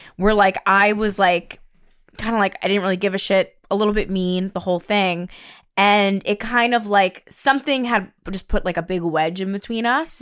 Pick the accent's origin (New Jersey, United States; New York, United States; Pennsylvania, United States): New York, United States; growing up in New York